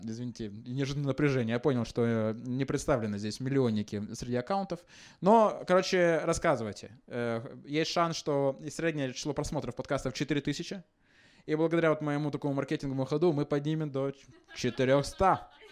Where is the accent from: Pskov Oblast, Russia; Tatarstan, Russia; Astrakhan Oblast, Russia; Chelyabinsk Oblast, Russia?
Chelyabinsk Oblast, Russia; Chelyabinsk; я из Челябинска